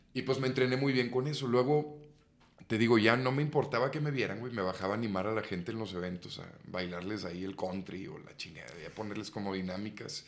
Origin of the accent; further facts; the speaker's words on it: San Nicolás de los Garza, Nuevo León, Mexico; now in Mexico City, Mexico; Nací en Monterrey, Nuevo León, San Nicolás de los Garza, para ser más preciso